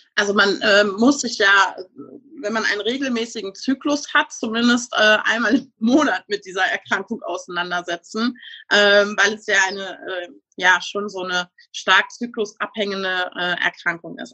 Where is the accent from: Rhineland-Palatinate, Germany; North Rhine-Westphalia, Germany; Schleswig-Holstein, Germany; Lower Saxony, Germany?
North Rhine-Westphalia, Germany; Münsterland; ich komme aus dem schönen Münsterland